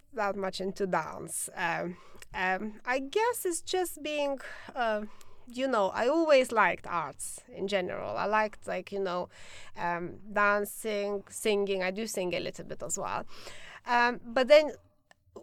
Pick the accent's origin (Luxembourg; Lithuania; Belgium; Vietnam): Lithuania; now in London, United Kingdom; I come from Lithuania originally